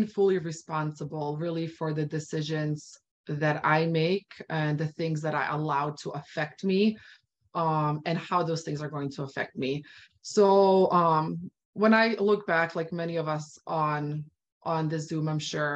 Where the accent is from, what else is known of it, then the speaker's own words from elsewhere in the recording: Bosnia & Herzegovina; moved away; I'm originally from Bosnia. So I really started sharing this with my Bosnian community